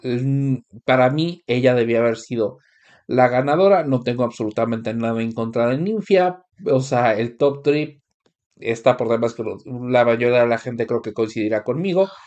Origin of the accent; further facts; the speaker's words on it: Mexico; moved away; Y es tan común que te digan a ti, como mexicano, "Ah, México, fiesta